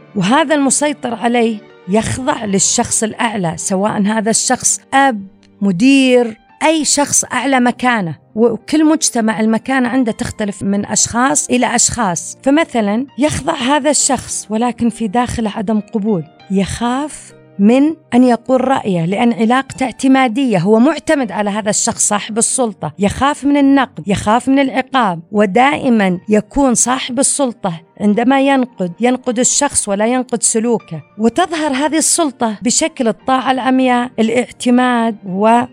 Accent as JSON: {"language": "Arabic", "country": "Saudi Arabia", "said": "فنحن كمجتمع سعودي"}